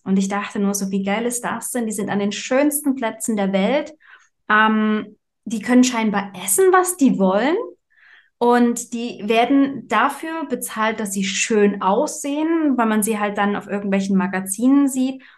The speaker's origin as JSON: {"language": "German", "region": "Saxony", "country": "Germany", "moved": "yes", "said": "ich komme ja ursprünglich aus Sachsen"}